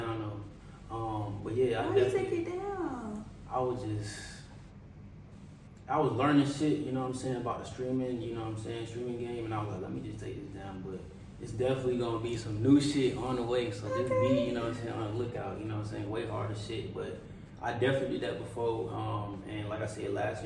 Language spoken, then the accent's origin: English; Raleigh, North Carolina, United States; also born or lived in Silver Spring, Maryland; I moved here when I was pretty young